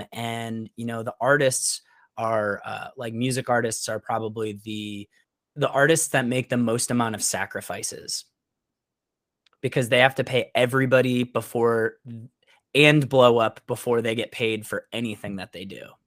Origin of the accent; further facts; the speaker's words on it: Syracuse, New York, United States; moved away as an adult; also born or lived in Teaneck, New Jersey; now in Florida, United States; I'm originally from Syracuse, New York